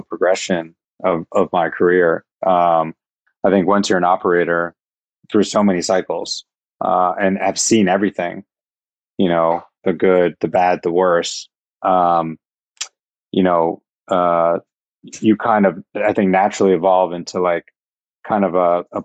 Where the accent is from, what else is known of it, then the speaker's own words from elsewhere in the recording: Iowa, United States; I was born in Iowa